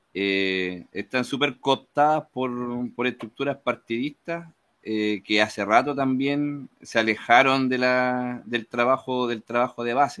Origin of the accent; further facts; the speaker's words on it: Chile; moved away as an adult; me fui de Chile